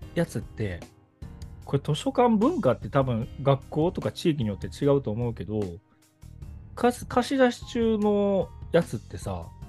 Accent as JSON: {"language": "Japanese", "town": "Kobe", "region": "Hyogo", "country": "Japan", "tie": "born or raised there", "said": "僕は神戸出身なんだけど"}